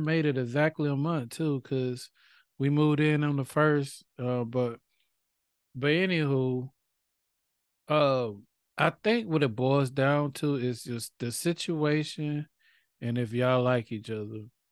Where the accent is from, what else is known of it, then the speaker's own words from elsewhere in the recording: United States; we are American